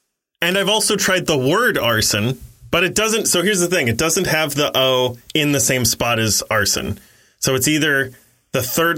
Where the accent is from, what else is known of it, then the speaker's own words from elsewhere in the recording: Ohio, United States; I'm from Ohio.